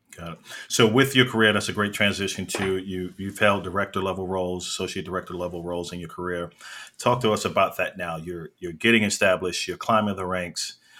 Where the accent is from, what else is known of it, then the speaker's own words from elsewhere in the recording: New York, United States; I'm originally from New York.